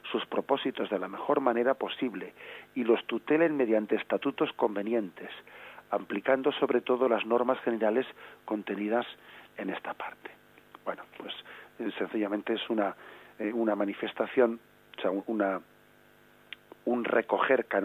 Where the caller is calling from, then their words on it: Vigo, Galicia, Spain; Buenos días